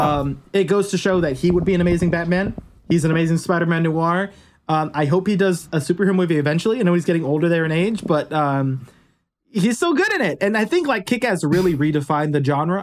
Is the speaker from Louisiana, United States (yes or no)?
no; Los Angeles, California, United States; it was filmed in my hometown